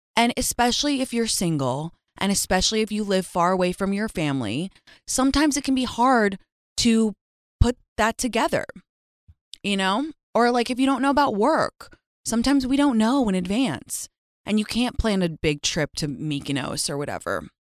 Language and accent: English; London, United Kingdom; moved away; I grew up in London